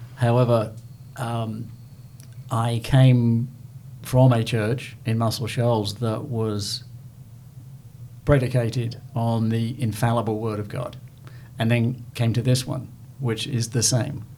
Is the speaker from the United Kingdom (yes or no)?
yes; England, United Kingdom; now in Southern United States; being an Englishman